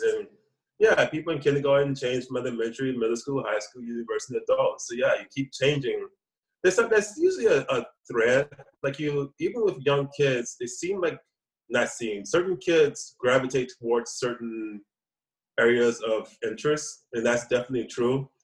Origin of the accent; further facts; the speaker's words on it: New Orleans, Louisiana, United States; moved away as an adult; also born or lived in Atlanta, Georgia, United States / New York, United States / South Korea; now in Taiwan; my hometown, New Orleans